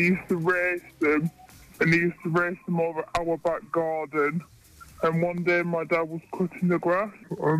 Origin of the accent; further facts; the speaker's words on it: Preston, North West England, United Kingdom; I'm from North Lancashire, Preston.